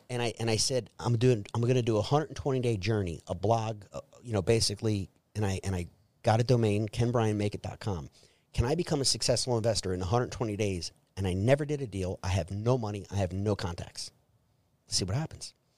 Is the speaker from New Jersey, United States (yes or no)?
yes; Trenton, New Jersey, United States; I was born and raised in Trenton, New Jersey